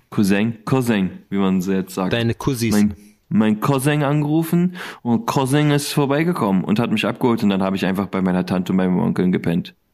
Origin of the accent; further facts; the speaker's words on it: Koblenz, Rhineland-Palatinate, Germany; ich war schon ewig nicht mehr in meiner alten Heimat. {S0} Hm. {S1} Gefühlt. Also das letzte Mal in Koblenz war ich